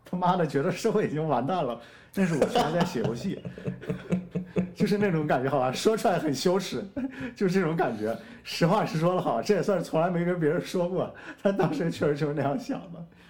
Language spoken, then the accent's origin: Chinese; Shaanxi, China; 我们陕西人还是有点东西的